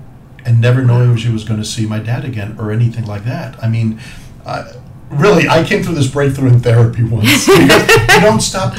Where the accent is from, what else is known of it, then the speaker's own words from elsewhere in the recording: Cuba; moved away; so I was born in Cuba. I am a Cuban immigrant. And we came after a few years after Castro became the dictator in Cuba.